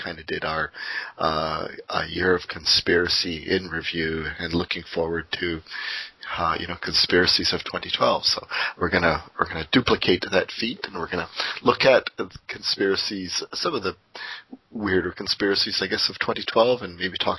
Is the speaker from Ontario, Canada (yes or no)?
yes; Windsor, Ontario, Canada; Windsor, Ontario, which is my hometown